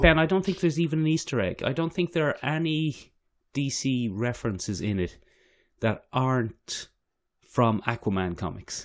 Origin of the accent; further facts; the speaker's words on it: Ireland; as an Irish person